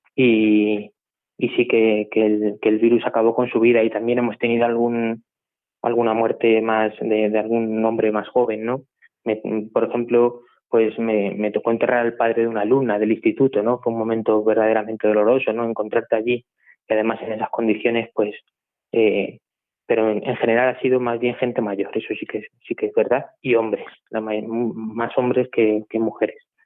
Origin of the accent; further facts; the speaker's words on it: La Puebla de Almoradiel, Castilla-La Mancha, Spain; also born or lived in Madridejos; soy de la Puebla de Moradiel, un pueblo también de aquí de La Mancha de, Toledo, de la provincia de Toledo